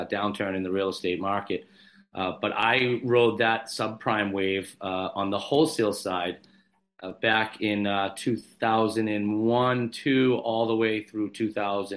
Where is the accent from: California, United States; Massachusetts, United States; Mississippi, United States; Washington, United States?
Massachusetts, United States; Randolph; friends of mine that I grew up with in Randolph, Massachusetts, a South Shore guy